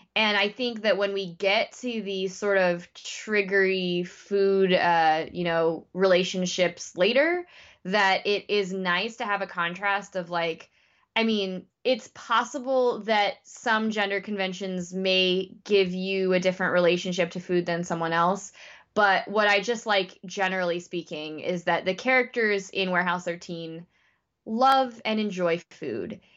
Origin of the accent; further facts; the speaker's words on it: United States; as an American